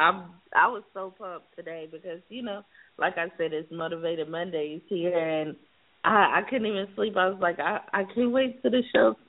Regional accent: South Carolina, United States; now in Los Angeles, United States; I'm from South Carolina originally.

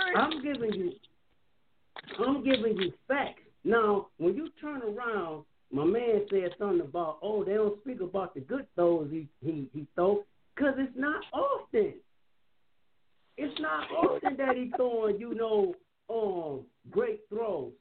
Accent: Cleveland, Ohio, United States; I'm from Cleveland.

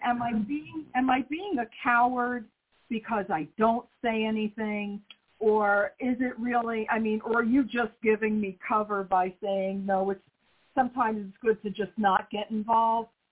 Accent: New York, United States; moved away; I was raised in New York

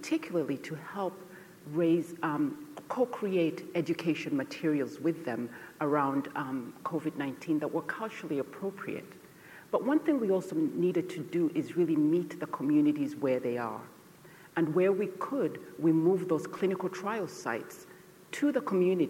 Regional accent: Côte d’Ivoire; moved away; also born or lived in Uganda; I was born in Uganda, and we fled Uganda during the Idi Amin era, and we resettled in Cote d'Ivoire, which is Western Africa

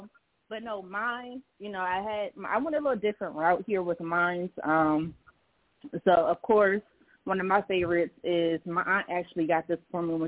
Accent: Philadelphia, Pennsylvania, United States; I'm also from Philadelphia

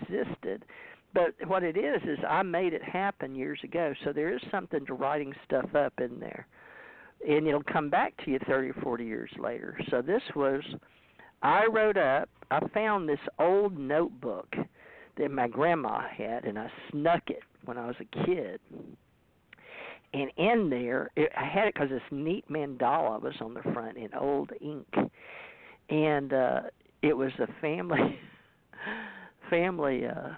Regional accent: Ouachita Parish, Louisiana, United States; I was born 10 pounds and 3 ounces at 11:30 on December 26, 1951 in Washita Parish.

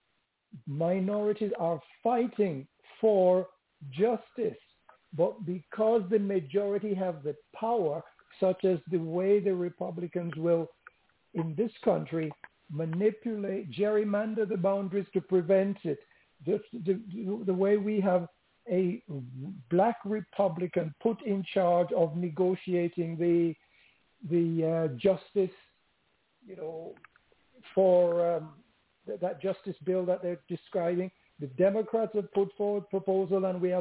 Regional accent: London, United Kingdom; I grew up in London, and I experienced the racism.

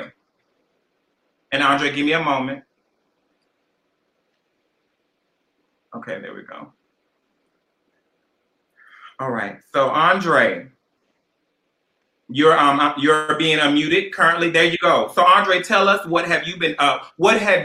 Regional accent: Conway, South Carolina, United States; also born or lived in Atlanta, Georgia / Washington, D.C.; now in East Orange, United States; I'm from the Conway Bucksport area, but Myrtle Beach, South Carolina.

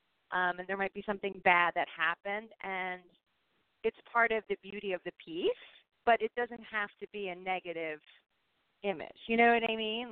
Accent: Philadelphia, Pennsylvania, United States; moved away as an adult; now in San Francisco, United States; I grew up in Philadelphia

